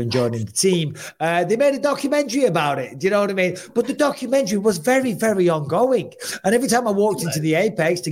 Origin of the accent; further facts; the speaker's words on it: England, United Kingdom; I'm an Englishman